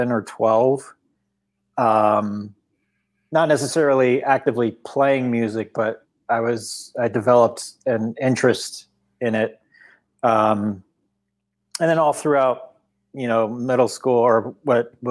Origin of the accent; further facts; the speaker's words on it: Orange County, California, United States; I was born and raised in Orange County, California